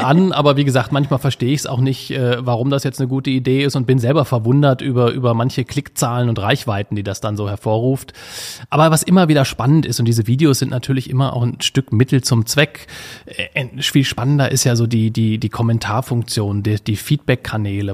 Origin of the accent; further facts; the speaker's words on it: Wolfsburg, Lower Saxony, Germany; als gebürtiger Wolfsburger